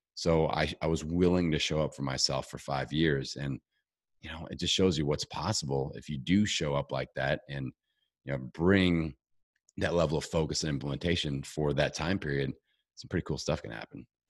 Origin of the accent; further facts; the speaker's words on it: Indiana, United States; I'm from Indiana, you know, we're low elevation